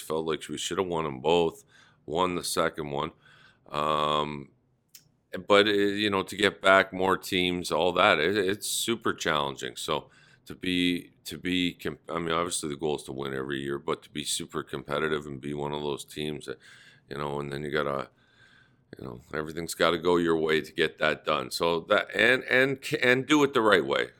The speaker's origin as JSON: {"language": "English", "town": "Toronto", "region": "Ontario", "country": "Canada", "tie": "born or raised there", "said": "it had to be in my hometown"}